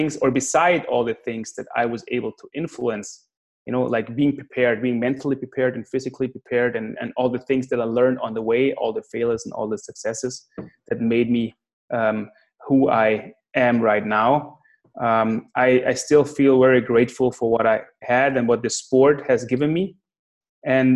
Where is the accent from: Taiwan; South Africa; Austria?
Austria; Klagenfurt, Carinthia; Klagenfurt, my hometown